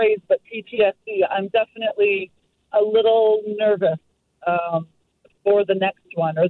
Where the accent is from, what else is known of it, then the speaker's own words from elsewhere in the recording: Metro Vancouver, British Columbia, Canada; I've lived here my entire life